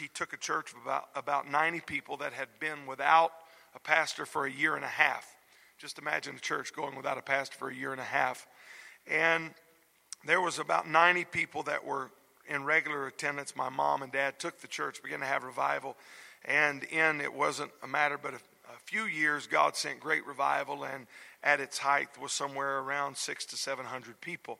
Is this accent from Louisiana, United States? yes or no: yes; South Louisiana, United States; moved away; I was raised in South Louisiana in the home of godly parents